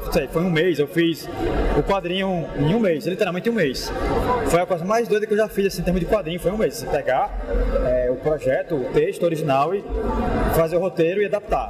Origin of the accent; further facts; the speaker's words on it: Natal, Rio Grande do Norte, Brazil; a gente é do Nordeste, né, do Natal